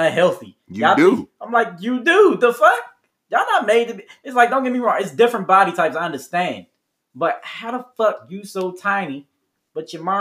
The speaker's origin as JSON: {"language": "English", "region": "Maryland", "country": "United States", "said": "I'm from Maryland"}